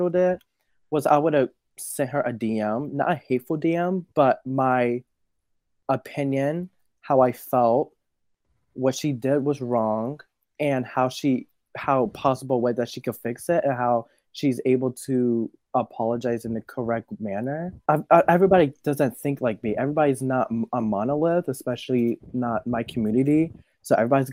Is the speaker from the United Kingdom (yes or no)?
no; Nigeria; I'm just Nigerian